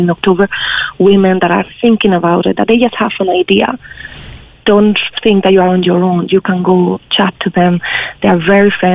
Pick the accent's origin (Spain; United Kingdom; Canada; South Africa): Spain; moved away as an adult; now in Ireland; I'm originally from Spain, and I was in Ireland working.